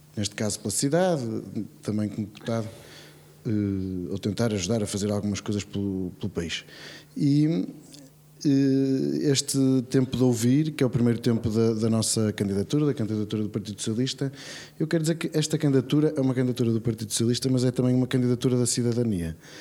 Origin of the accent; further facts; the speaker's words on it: Braga, Norte, Portugal; A cidade onde eu cresci, onde os meus filhos nasceram